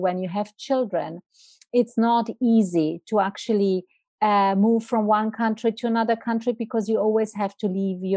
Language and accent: English; Italy; moved away as an adult; also born or lived in Milan, Italy / Switzerland; now in Zurich, Switzerland; I'm not Swiss. I'm from Italy.